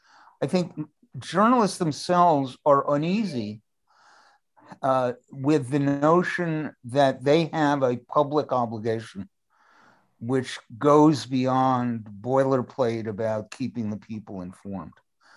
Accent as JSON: {"language": "English", "region": "New York", "country": "United States", "said": "I take this personally as a New Yorker."}